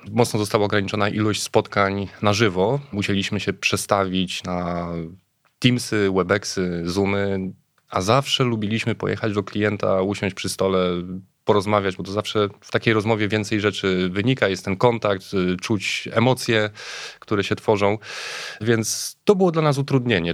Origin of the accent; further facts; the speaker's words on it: Łódź, Łódź Voivodeship, Poland; ta nazwa trochę ujawnia skąd pochodzę. Jestem z Łodzi, przyjechałem z Łodzi